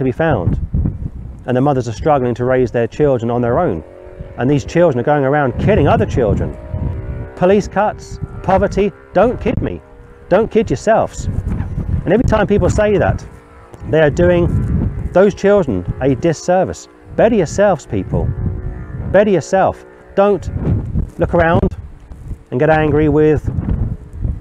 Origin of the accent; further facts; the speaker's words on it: London, United Kingdom; I was born and raised in London